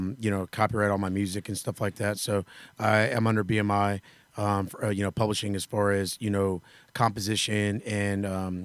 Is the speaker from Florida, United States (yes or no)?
yes; Florida, United States; I'm from Florida